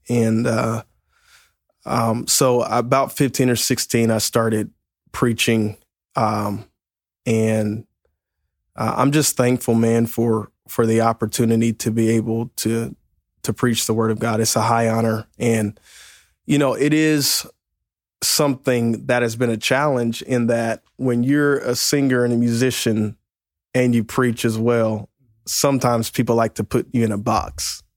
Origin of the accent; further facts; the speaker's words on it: Mississippi, United States; now in Lexington Park, Maryland, United States; originally from uh, Mississippi, uh, but went to church in Pascagoula, Mississippi